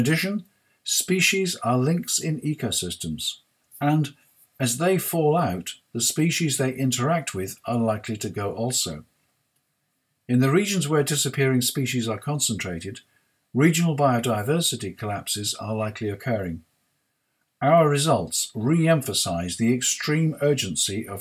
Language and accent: English; United Kingdom; I'm British